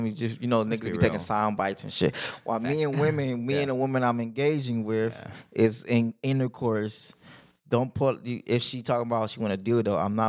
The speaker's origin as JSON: {"language": "English", "town": "Los Angeles", "region": "California", "country": "United States", "said": "I'm from the city of angels"}